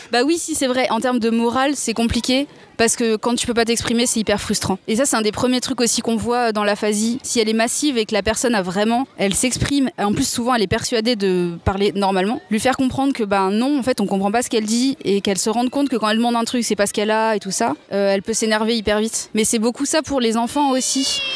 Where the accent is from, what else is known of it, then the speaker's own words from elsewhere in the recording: Seine-et-Marne, Île-de-France, France; je suis née en Seine-et-Marne